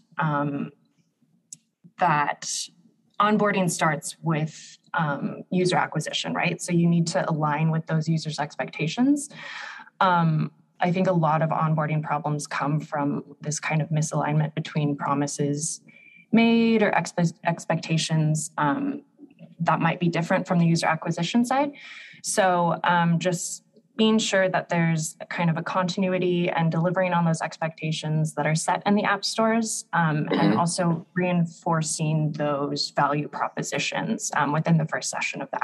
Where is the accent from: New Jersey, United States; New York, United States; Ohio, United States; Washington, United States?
Washington, United States; Seattle; moved away as an adult; now in Berlin, Germany; I again grew up in Seattle, so I'm used to the rain.